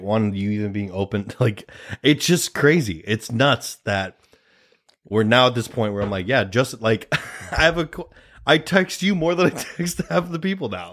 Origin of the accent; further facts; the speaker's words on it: Nebraska, United States; we're both two Nebraska boys